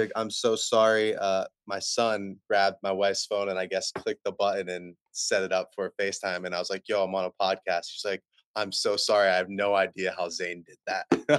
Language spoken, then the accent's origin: English; East Coast, United States; now in California, United States; we're from the East Coast.